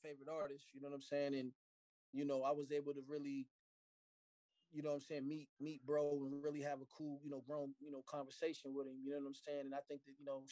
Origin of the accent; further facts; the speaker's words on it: Phoenix, Arizona, United States; also born or lived in Philadelphia, Pennsylvania; I'm a kid from Phoenix, Arizona